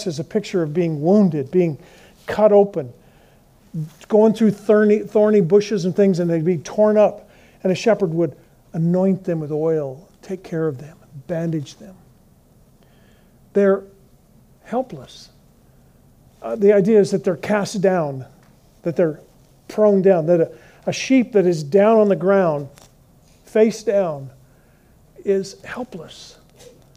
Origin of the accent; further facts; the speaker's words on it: Colorado, United States; I grew up in Colorado, and in Fort Collins